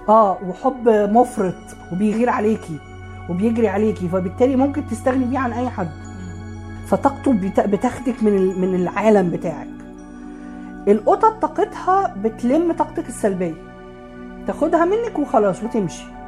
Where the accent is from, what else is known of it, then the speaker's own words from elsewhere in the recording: Alexandria Governorate, Egypt; عندنا في اسكندريه